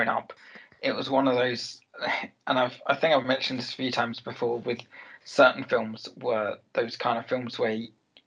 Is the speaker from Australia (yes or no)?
no; Ireland; I'm Irish.